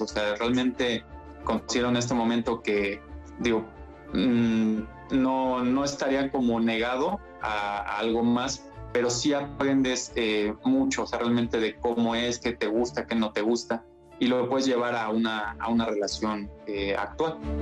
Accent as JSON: {"language": "Spanish", "region": "San Luis Potosí", "country": "Mexico", "said": "soy de San Luis Potosí"}